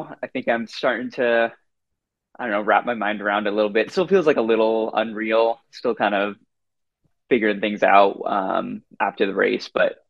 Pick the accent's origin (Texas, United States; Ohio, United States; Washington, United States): Washington, United States; Seattle; also born or lived in New Zealand; Growing up in Seattle, always loved running on some of the trails around here. I grew up about a mile from a state park called St. Edwards around here.